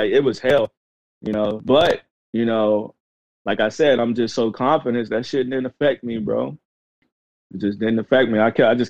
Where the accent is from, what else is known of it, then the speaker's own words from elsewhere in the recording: the Carolinas, United States; right now I claim, you know, the Carolinas the most. That's gotcha. The place that raised me the most, but my family from Mississippi.